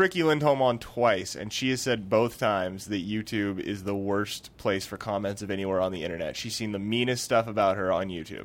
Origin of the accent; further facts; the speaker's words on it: Newport, United States; where Allison and I grew up in Newport